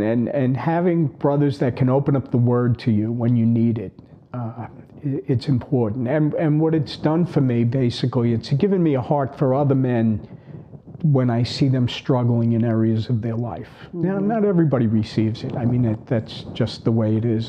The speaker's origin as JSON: {"language": "English", "area": "Long Island", "region": "New York", "country": "United States", "tie": "born or raised there", "said": "typical brothers growing up on Long Island."}